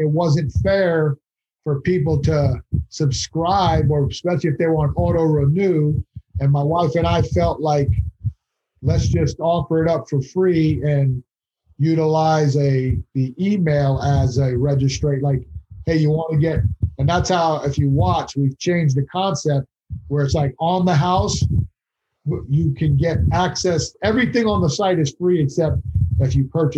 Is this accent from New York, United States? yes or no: yes; Long Island, New York, United States; moved away; I'm from Long Island originally, haven't been back in years